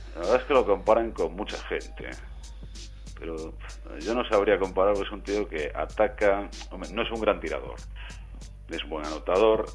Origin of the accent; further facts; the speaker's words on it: Galicia, Spain; yo no me mojaría como buen gallego